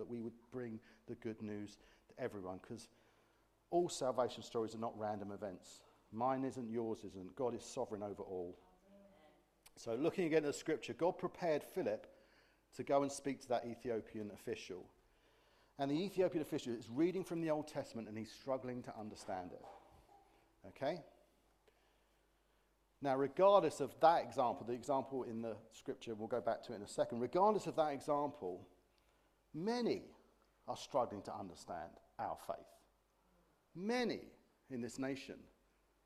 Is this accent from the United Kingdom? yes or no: yes; United Kingdom; being British